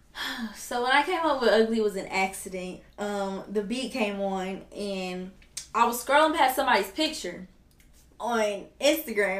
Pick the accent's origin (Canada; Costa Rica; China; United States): United States; Detroit, Michigan; I am from Detroit